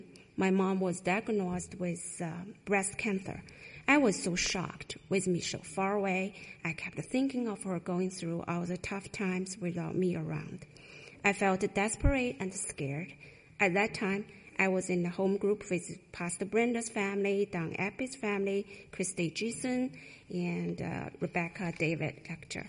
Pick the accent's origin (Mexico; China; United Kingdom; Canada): China; moved away; I went back to China twice.